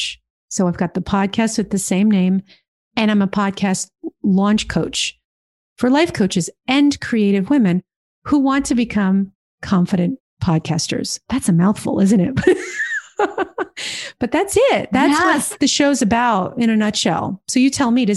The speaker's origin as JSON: {"language": "English", "region": "New Jersey", "country": "United States", "tie": "born or raised there", "also_born_or_lived": "New York City", "said": "In New Jersey, baby. In New Jersey"}